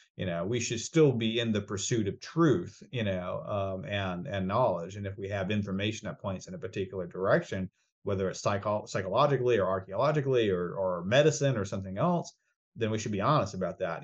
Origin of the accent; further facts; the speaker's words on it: Rhode Island, United States; moved away; also born or lived in Laredo, Texas; I grew up in Rhode Island, that's where I grew up